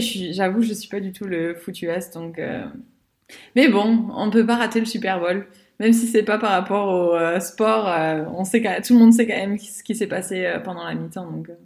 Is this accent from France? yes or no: yes; France; nous, en tant que Français